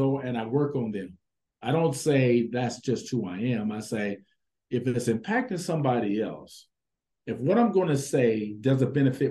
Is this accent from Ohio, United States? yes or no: no; East St. Louis, Illinois, United States; I grew up in East St. Louis, Illinois.